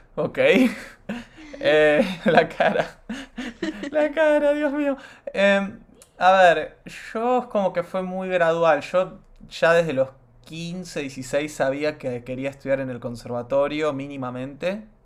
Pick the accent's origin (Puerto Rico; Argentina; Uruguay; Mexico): Argentina; also born or lived in United States; yo no nací acá, yo nací en Estados Unidos y mis viejos se vuelven a la Argentina a final del 2002